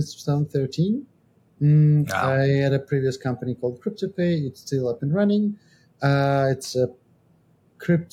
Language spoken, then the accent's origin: English; Georgia; now in Estonia; I'm from Georgia, but I live in Estonia.